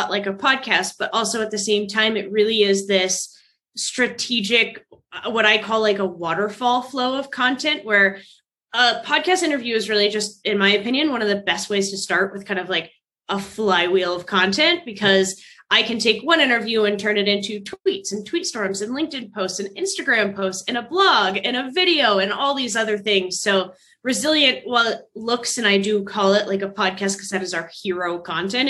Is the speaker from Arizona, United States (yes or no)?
no; Texas, United States; moved away as an adult; also born or lived in Iowa / Dallas, Texas; now in Colorado Springs, United States; born and raised in Texas